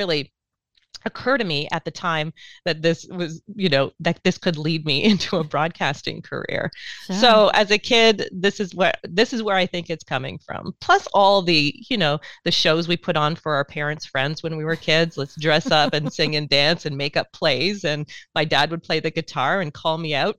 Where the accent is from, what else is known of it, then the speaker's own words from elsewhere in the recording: St. Catharines, Ontario, Canada; we had something called the Speech Arts Festival where I grew up in St. Catharines